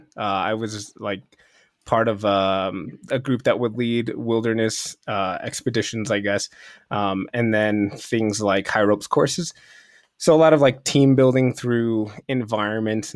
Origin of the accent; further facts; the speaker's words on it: Chicago, Illinois, United States; moved away as an adult; also born or lived in Mississippi; I'm originally from Chicago